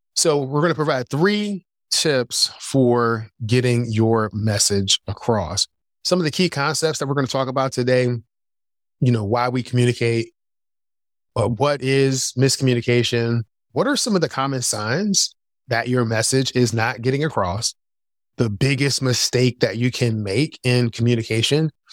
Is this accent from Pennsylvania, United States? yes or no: yes; Philadelphia, Pennsylvania, United States; moved away as an adult; also born or lived in North Carolina; I grew up in Philadelphia